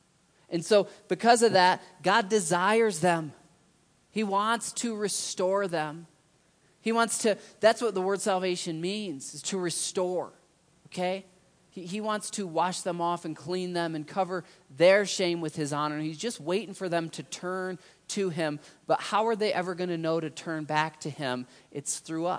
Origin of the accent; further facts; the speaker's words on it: United States; as an American, as a Christian